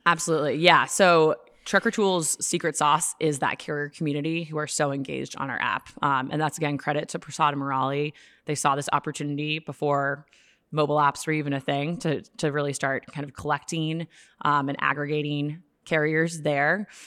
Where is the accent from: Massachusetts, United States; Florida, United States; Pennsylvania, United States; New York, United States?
Massachusetts, United States; Boston; now in Chicago, United States; I'm from Boston originally, but I live in Chicago